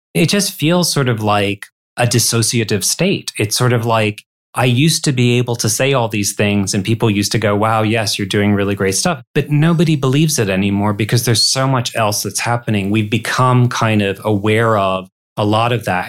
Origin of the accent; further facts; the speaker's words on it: Detroit, Michigan, United States; That's my hometown